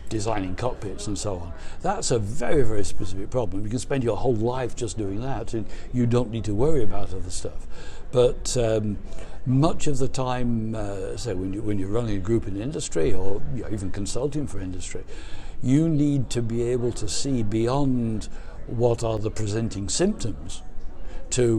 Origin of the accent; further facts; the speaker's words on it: England, United Kingdom; I was born in England in World War II